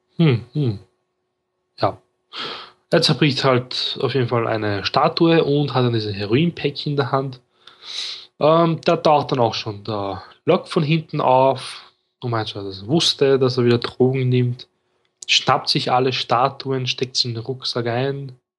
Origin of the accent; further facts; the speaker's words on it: Austria; ich bin Österreicher